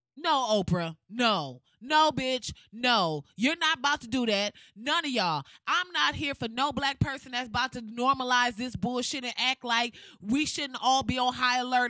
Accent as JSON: {"language": "English", "town": "Flint", "region": "Michigan", "country": "United States", "tie": "born or raised there", "said": "Flint, my hometown, my home city"}